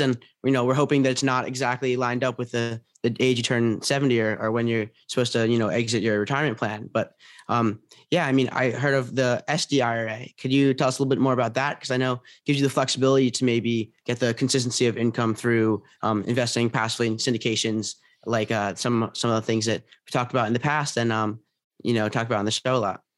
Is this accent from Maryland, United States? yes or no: yes; Potomac, Maryland, United States; moved away as an adult; now in New Orleans, United States; I'm from Washington, D C area, Pot-, uh, Potomac, Maryland, but, um, I go to Tulane right now